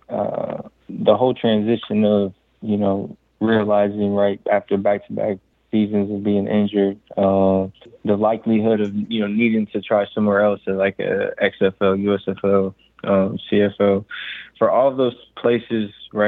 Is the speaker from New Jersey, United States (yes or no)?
no; Indiana, United States; Even though I'm from Indiana, it's all about hoops, but I wasn't the best hooper growing up